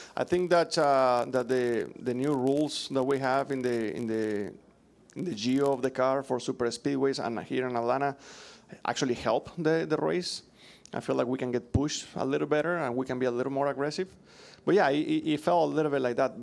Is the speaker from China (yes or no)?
no; Mexico; English is a second language; moved away as an adult; now in United States